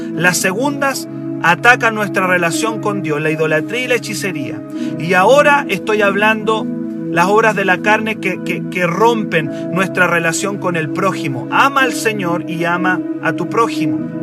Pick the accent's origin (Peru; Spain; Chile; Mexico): Chile